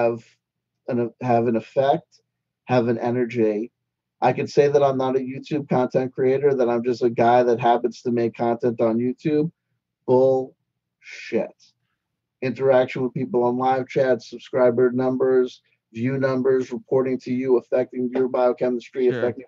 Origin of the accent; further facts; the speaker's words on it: East Coast, United States; accent: East Coast; my East Coast accent gets strong